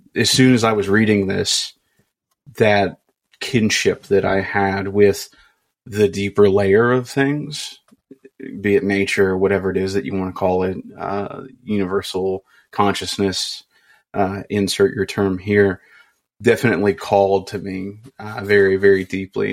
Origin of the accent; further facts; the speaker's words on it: Kentucky, United States; I grew up in Kentucky